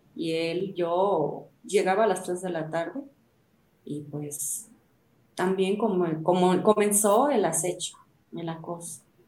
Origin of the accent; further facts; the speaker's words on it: Mexico City, Mexico; moved away; also born or lived in Chiapas; Yo soy de la Ciudad de México